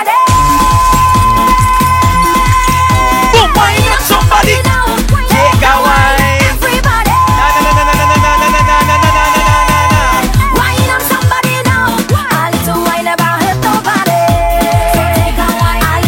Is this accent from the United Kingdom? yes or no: no; Bahamas; I hail all the way from the Bahamas